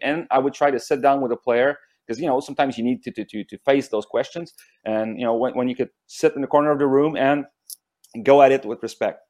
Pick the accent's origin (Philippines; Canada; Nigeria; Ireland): Canada; near Montreal, Quebec; moved away as an adult; now in Ottawa, Canada; I grew up near Montreal